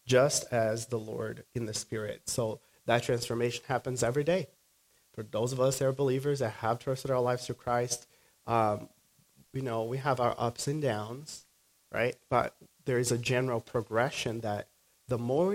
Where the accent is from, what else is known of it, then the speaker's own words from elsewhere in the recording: Brazil; moved away; I grew up in Brazil